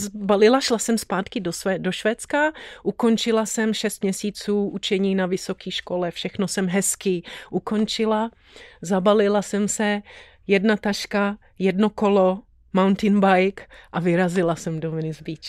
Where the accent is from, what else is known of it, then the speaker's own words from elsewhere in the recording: Tanvald, Liberec Region, Czechia; moved away as an adult; also born or lived in Sweden; now in Los Angeles, United States; Byla jsem narozená v Tanvaldě